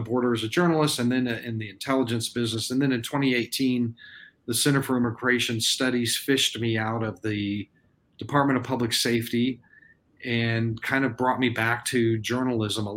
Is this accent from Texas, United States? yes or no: yes; Texas, United States; I was born in Texas, and I've lived here for a big chunk of my life